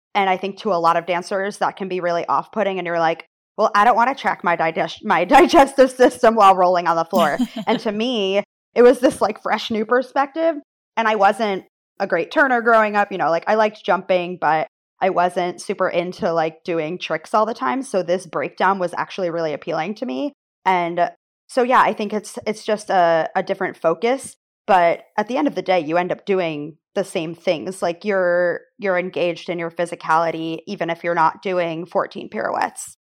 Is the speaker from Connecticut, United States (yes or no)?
yes; Connecticut, United States; moved away as an adult; also born or lived in Maine; I'm originally from Connecticut